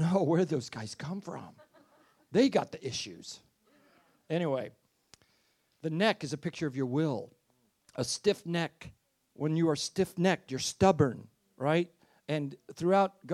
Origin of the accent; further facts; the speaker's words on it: United States; as an American.